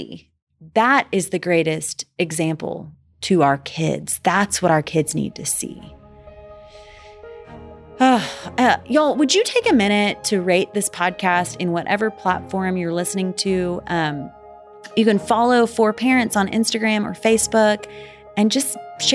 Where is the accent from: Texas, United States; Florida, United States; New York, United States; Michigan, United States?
Texas, United States; Dallas; I am from Dallas